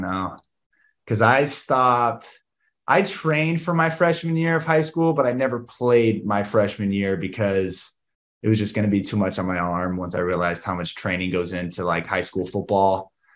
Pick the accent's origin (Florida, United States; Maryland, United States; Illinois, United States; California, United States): California, United States; Southern; growing up in Southern California